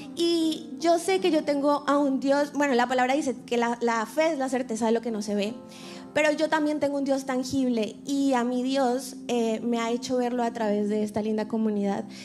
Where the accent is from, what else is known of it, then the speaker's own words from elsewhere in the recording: Colombia; moved away; soy colombiana, soy artista, actriz